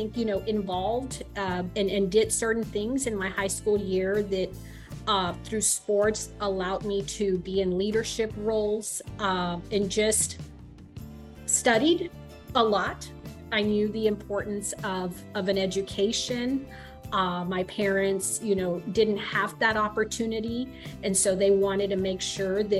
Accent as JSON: {"language": "English", "town": "Mission", "region": "Texas", "country": "United States", "tie": "born or raised there", "also_born_or_lived": "McAllen, Texas", "said": "I was born in McAllen, raised in Mission, come from a large family"}